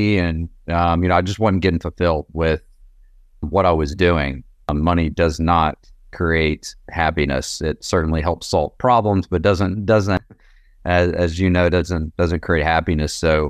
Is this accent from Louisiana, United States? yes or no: no; Knoxville, Tennessee, United States; I was born and raised here in East Tennessee, Knoxville.